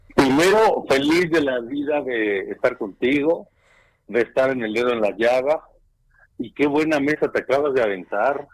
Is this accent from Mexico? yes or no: yes; Mexico; como mexicanos